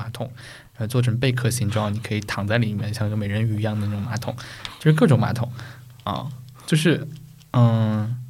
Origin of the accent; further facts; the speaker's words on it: Taizhou, Zhejiang, China; 如果大家没有听过我家乡是哪儿，我来自浙江台州嘛